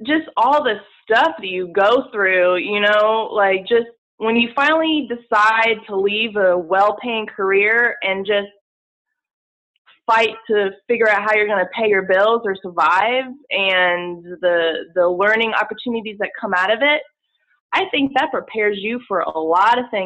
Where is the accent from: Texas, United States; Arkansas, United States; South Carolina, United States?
South Carolina, United States; Charleston; moved away as an adult; also born or lived in New York / Los Angeles / Atlanta; I'm originally from Charleston. I was born here, so my family's here